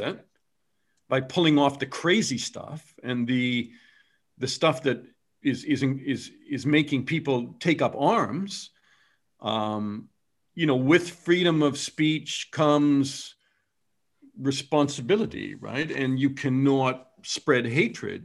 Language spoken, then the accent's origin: English; Canada; I'm Canadian